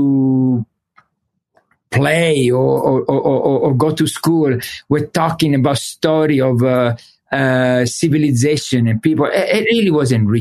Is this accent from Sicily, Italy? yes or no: yes; Messina, Sicily, Italy; English is a second language; moved away; I was born in Sicily, in Messina